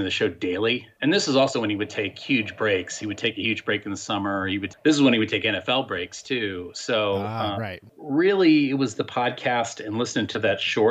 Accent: Kirksville, Missouri, United States; moved away as an adult; also born or lived in St. Joseph, Missouri / St. Louis, Missouri; now in Dallas area, Texas, United States; I grew up in a smaller town in Northeast Missouri called Kirksville

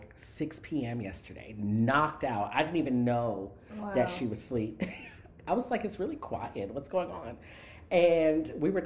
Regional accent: South Florida, United States; also born or lived in New York City; now in Houston, United States; I grew up in South Florida where we had hurricanes

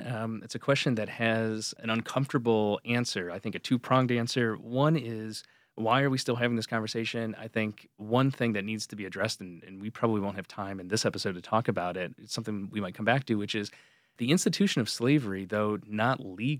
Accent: New York, United States; also born or lived in Pensacola, Florida / North Carolina / South Carolina / Connecticut; I was born in Pensacola, Florida. My father was a Marine Corps officer, so I lived in North Carolina, South Carolina, Connecticut, and then eventually my parents, after my father left active service, returned to where they were both from in upstate New York.

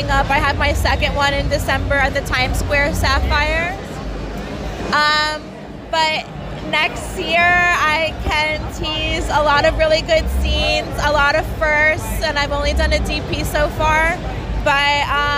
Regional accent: Vineland, New Jersey, United States; moved away as an adult; now in Philadelphia, United States; I'm from South Jersey

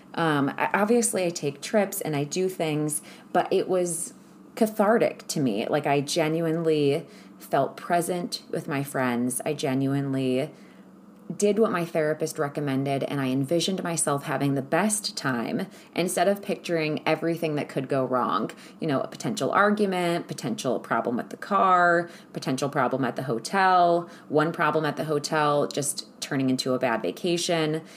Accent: Ohio, United States; moved away; also born or lived in California; I'm from Ohio where it snows all of the time.

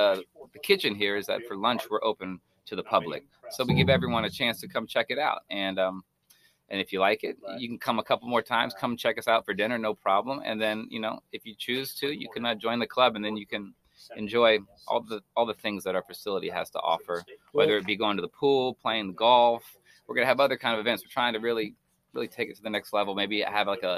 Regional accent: Baltimore, Maryland, United States; also born or lived in Los Angeles / New York City; now in Iowa, United States; the rat race that I knew so well growing up in Baltimore than LA than New York City

